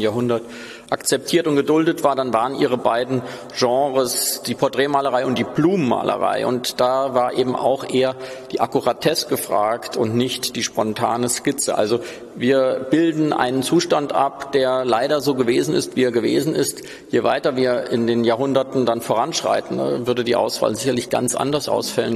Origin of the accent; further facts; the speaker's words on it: Hesse, Germany; Als Hesse